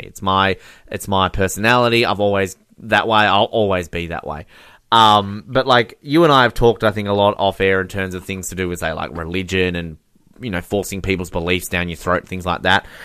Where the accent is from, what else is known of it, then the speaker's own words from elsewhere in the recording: Australia; I'm Australian